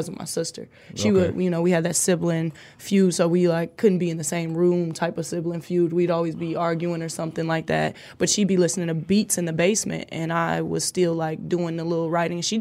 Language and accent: English; Detroit, Michigan, United States; I am from Detroit